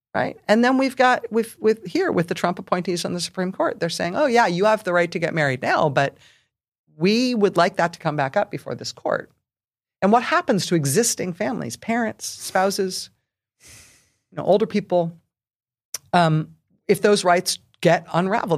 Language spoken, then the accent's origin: English; San Francisco Bay Area, California, United States; I grew up in the San Francisco Bay Area